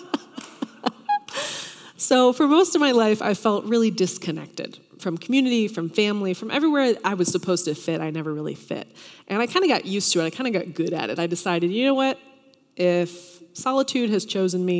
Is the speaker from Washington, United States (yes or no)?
no; Tennessee, United States; moved away; I'm from Tennessee originally